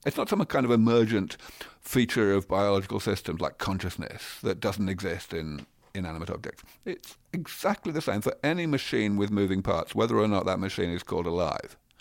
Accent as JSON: {"language": "English", "region": "London", "country": "United Kingdom", "tie": "born or raised there", "also_born_or_lived": "Cambridge, England", "moved": "as an adult", "lives_now": "Silicon Valley, United States", "said": "I grew up in London. I spent maybe twenty-five or more years of my life in Cambridge, in England, and now I live here in Silicon Valley."}